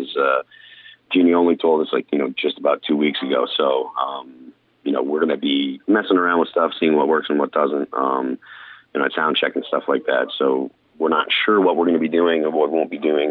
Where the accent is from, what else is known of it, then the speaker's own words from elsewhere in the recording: New England, United States; I'm from New England. Born and raised